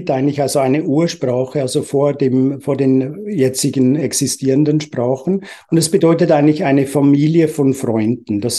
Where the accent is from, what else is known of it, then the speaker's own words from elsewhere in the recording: Uganda; also born or lived in England; now in Switzerland; Ich bin ursprünglich in England geboren, in Uganda, in Afrika aufgewachsen, ohne Spielsachen